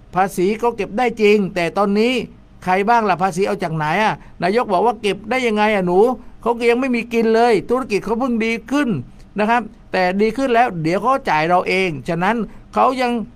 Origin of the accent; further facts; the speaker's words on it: Ko Samui, Surat Thani, Thailand; ผมเป็นคนเกาะสมุย